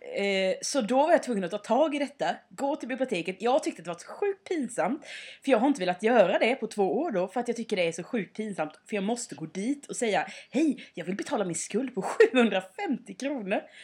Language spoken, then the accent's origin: Swedish; Småland, Sweden; moved away; när jag är hemma i Småland då mm. har det ju hänt att jag har liksom gått ut i skogen och plockat svamp med typ min syster eller min familj